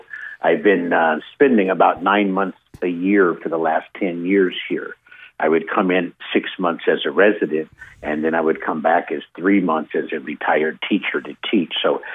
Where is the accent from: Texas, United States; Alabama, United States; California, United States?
California, United States; San Diego; moved away as an adult; now in Negril, Jamaica; I'm a retired citizen now of Jamaica, resident, I would say. I'm from San Diego. And I came here 12 years ago